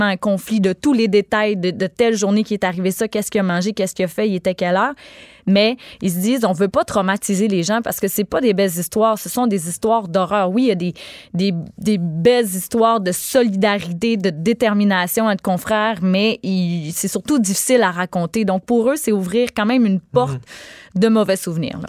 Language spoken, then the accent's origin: French; Gaspésie, Quebec, Canada; je suis native de la Gaspésie